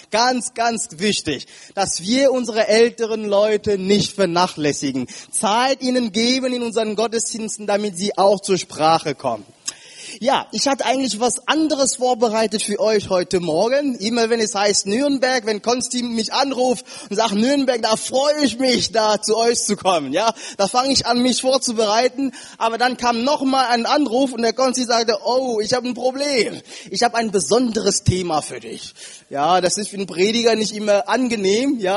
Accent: Cameroon; German is a second language; Ich sage euch eins, liebe Geschwister, ich komme aus Kamerun, aus Afrika.

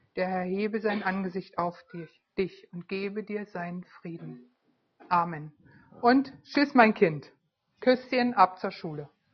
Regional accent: Berlin, Germany; moved away; Ich war Berlinerin, lebte in Berlin

